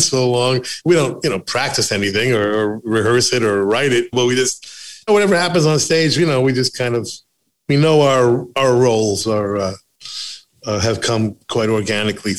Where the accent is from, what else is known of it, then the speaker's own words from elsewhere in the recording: United States; I'm an American